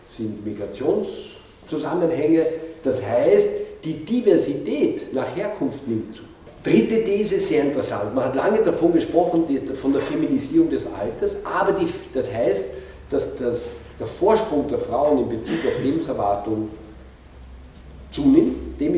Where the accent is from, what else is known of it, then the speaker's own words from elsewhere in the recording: Linz, Upper Austria, Austria; wie in Linz oder wo ich herkomme, in Linz oder teilweise auch in Paris